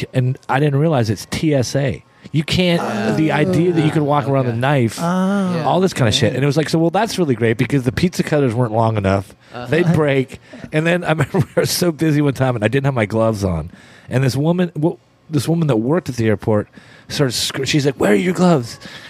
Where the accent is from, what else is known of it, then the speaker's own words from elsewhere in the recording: Pittsburgh, Pennsylvania, United States; born there; also born or lived in Canada; I was born in Pittsburgh, Pennsylvania. So my life consisted of I would live in these towns where, and my dad got traded quite a few times, not that much, but I would live we'd go back to Canada in the summertime